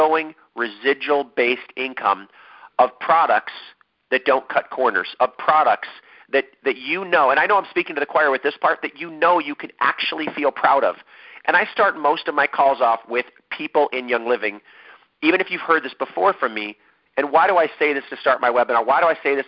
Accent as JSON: {"language": "English", "region": "Ohio", "country": "United States", "tie": "born or raised there", "moved": "yes", "lives_now": "San Diego, United States", "said": "how long it takes to get from my hometown to San Diego, California"}